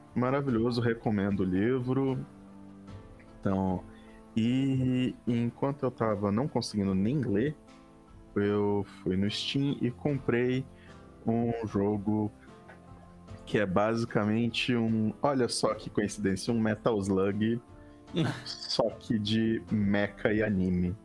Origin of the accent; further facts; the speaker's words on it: Brazil; Sendo brasileiro